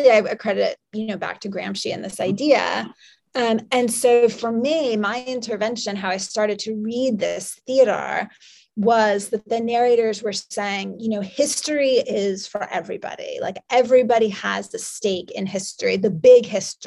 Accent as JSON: {"language": "English", "region": "New York", "country": "United States", "said": "I'm from New York"}